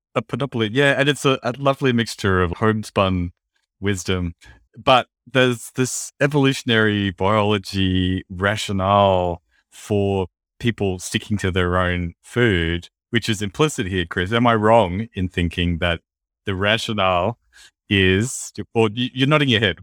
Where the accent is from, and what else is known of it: Australia